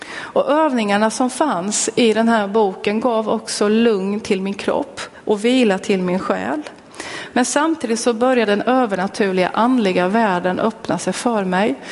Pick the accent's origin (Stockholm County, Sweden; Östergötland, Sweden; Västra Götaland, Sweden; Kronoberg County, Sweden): Östergötland, Sweden; Linköping; jag är född och uppväxt i Pingstkyrkan i Linköping